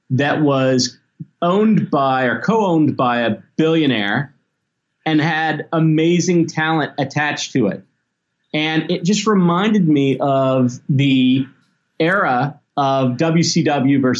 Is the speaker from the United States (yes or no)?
yes; Memphis, Tennessee, United States; I grew up in Memphis and the South.